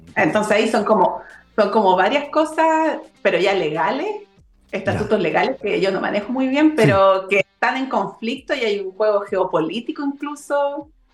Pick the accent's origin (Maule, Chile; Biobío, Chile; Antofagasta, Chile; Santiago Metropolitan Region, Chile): Santiago Metropolitan Region, Chile; Santiago; moved away; also born or lived in Valparaíso Region; soy oriunda de Santiago. Nací y crié en Santiago